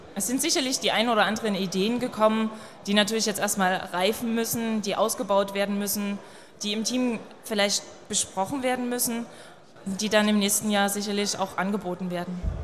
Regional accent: Dresden, Saxony, Germany; Ich bin selbst aus Dresden

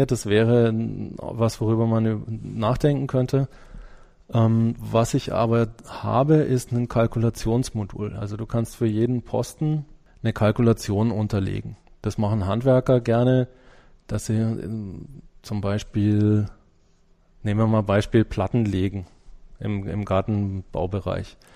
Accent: Germany; Ich bin natürlich als Deutscher erstmal so in, mit den deutschen Sachen am besten vertraut

